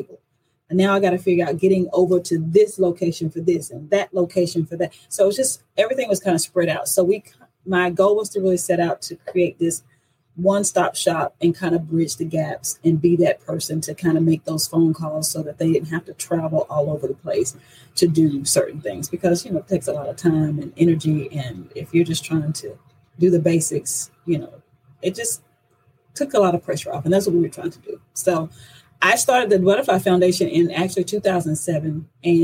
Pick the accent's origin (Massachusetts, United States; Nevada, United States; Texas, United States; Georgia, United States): Georgia, United States; Athens; We grew up in the same town. I'm from Athens, Georgia